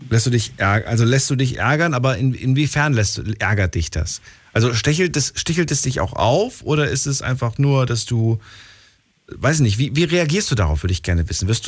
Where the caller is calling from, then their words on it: Landau, Rhineland-Palatinate, Germany; Ich komme aus Landau.